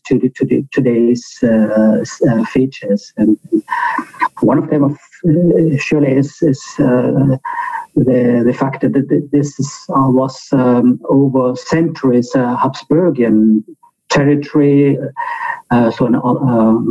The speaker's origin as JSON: {"language": "English", "town": "Bolzano", "region": "Trentino-Alto Adige", "country": "Italy", "tie": "born or raised there", "said": "here in my hometown in Bozen-Bolzano"}